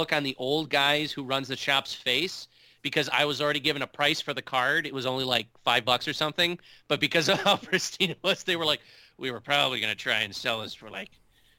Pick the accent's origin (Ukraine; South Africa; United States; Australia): United States; Chicago, Illinois; born there; And, you know, I was born in Chicago, so I have, you know, some Blackhawks things in there as well.